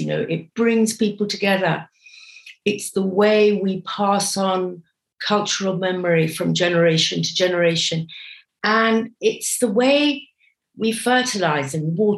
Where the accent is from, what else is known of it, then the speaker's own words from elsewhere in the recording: Kenya; first language English; also born or lived in Britain; now in United Kingdom; I grew up in Kenya